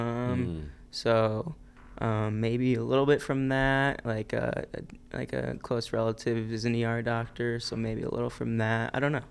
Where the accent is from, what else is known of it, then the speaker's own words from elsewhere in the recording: Cleveland, Ohio, United States; I'm originally from Cleveland, Ohio. I grew up there, went to high school there.